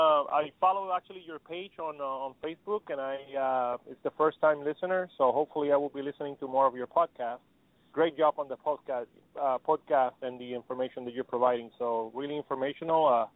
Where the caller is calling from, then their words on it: Tampa, Florida, United States; I'm actually calling from Tampa, Florida.